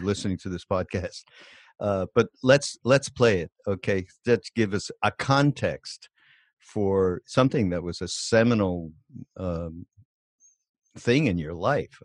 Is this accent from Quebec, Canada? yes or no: yes; Montreal, Quebec, Canada; moved away; also born or lived in Los Angeles; I'm from Montreal